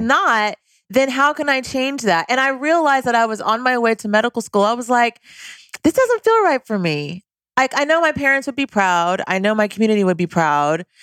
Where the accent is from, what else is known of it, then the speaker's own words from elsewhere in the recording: Cerritos, California, United States; also born or lived in Louisiana; I am from a suburb of Southern California called Cerritos